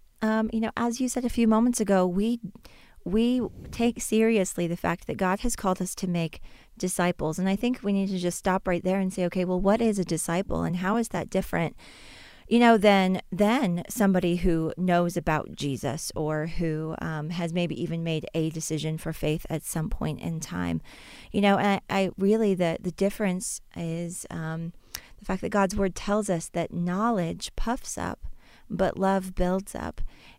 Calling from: Boone, North Carolina, United States; I am calling in today from Boone, North Carolina.

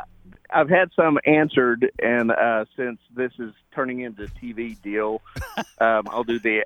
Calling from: Amarillo, Texas, United States; I'm calling you from Amarillo, Texas.

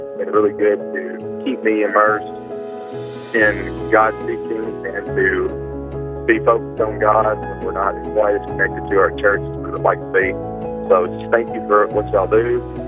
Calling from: Tennessee, United States; I'm calling from Tennessee.

